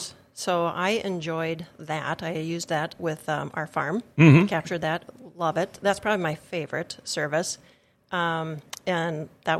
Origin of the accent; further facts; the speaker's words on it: Fisher, United States; Well, as you said … I am from Fisher.